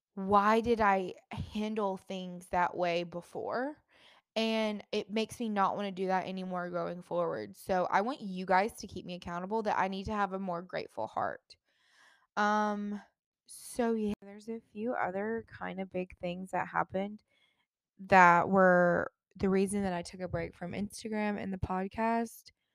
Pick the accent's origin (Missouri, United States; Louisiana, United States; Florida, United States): Florida, United States; Jacksonville; moved away; I grew up in Jacksonville